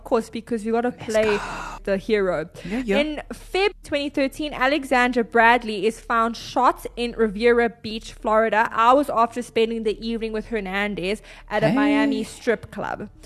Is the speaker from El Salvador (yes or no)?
no; South Africa; we are from South Africa.